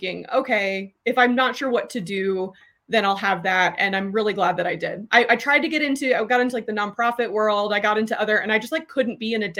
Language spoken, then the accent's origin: English; Austin, Texas, United States; also born or lived in North Carolina; I grew up in Austin.